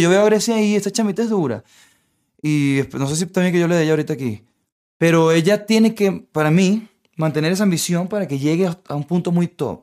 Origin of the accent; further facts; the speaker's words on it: Venezuela; moved away; vengo de Venezuela